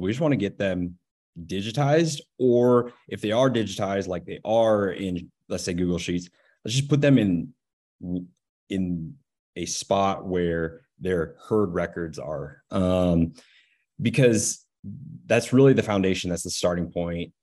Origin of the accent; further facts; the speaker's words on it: Northeast Nebraska, United States; also born or lived in Lincoln, Nebraska; I am from Northeast Nebraska. I grew up on my family's commercial